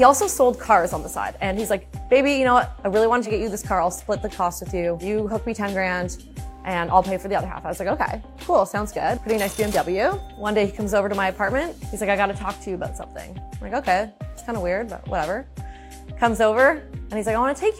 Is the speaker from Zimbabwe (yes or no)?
no; Hamilton, Ontario, Canada; also born or lived in Toronto; I grew up in Hamilton, Ontario